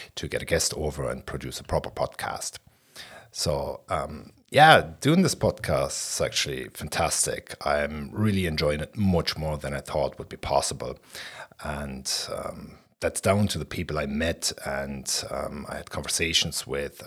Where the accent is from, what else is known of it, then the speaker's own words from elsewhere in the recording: Berlin, Germany; I'm from Berlin West, and I was nineteen when the wall came down.